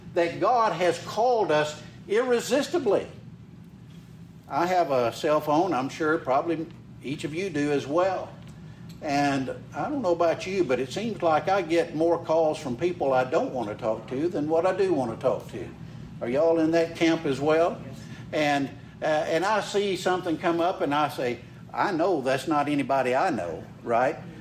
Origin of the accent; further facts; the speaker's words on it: Carthage, Mississippi, United States; I was born and raised in Mississippi. Uh, grew up over in Carthage, uh, right in the middle of the state.